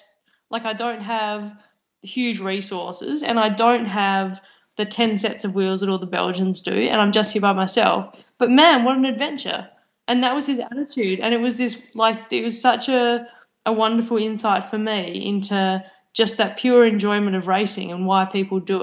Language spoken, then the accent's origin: English; Australia; also born or lived in Victoria; as an Australian, especially as an Australian athlete